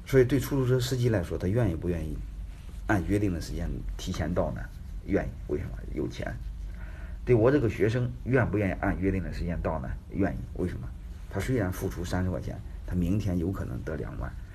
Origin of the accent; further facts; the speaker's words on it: Henan, China; now in Jinan, China; 我是河南人，啊，都是老乡嘛